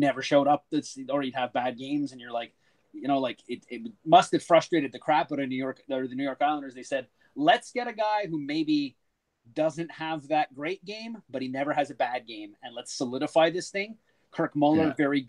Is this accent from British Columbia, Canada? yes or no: no; Montreal, Quebec, Canada; I grew up in Montreal